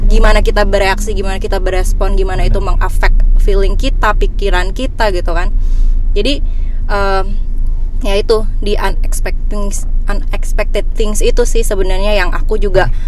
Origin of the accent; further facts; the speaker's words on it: Bali, Indonesia; now in Jakarta, Indonesia; Jadi waktu aku pindah dari Bali ke Jakarta